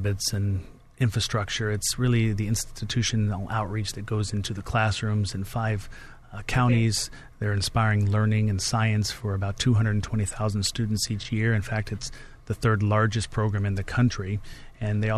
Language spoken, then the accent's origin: English; Midwest, United States; I'm a Midwesterner and born and raised there.